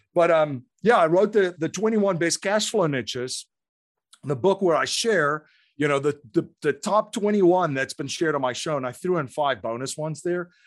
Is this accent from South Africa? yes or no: yes; South Africa; moved away as an adult; now in United States; I grew up in South Africa